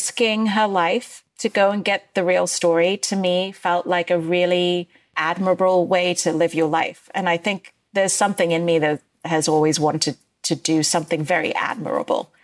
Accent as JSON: {"language": "English", "region": "Dubai", "country": "United Arab Emirates", "tie": "born or raised there", "also_born_or_lived": "Bombay, India / Northwestern University, United States", "moved": "yes", "said": "I grew up in Dubai during the first Gulf War"}